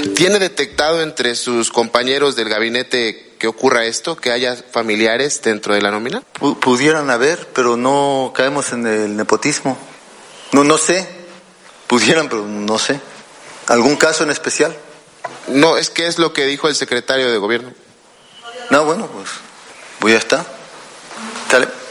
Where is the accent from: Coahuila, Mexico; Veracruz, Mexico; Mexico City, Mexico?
Veracruz, Mexico; Jarocho; sentirnos orgullosos de ser jarochos